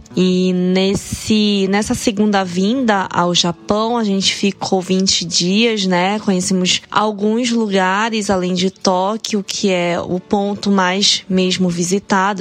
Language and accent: Portuguese; Belém, Pará, Brazil; moved away as an adult; also born or lived in São Paulo, Brazil; now in Japan; Nós somos nortistas de Belém do Pará, apesar de termos vivido dois anos no, no, em São Paulo